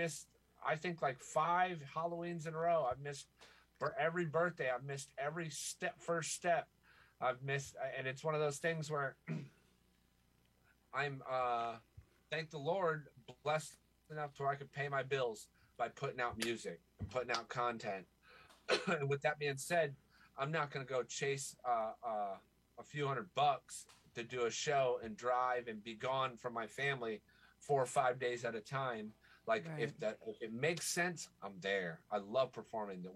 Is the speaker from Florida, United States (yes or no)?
yes; Florida, United States; also born or lived in Michigan; I was born in Michigan. I don't know it, though. Like, I think I was 6 months old when I moved to Florida